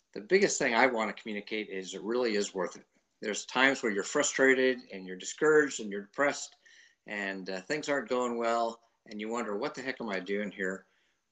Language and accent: English; just north of New Haven, Connecticut, United States; moved away as an adult; I grew up in Connecticut, just north of New Haven.